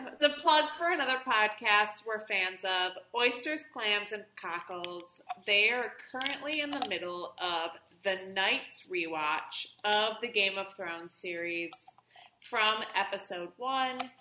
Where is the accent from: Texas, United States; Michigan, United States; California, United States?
Michigan, United States; Detroit; I'm from Detroit